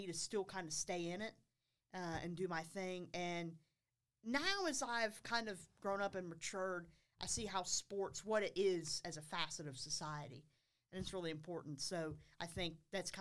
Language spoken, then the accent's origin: English; Concord, North Carolina, United States; I'm from Concord, actually. From Concord, oh, wow. North Carolina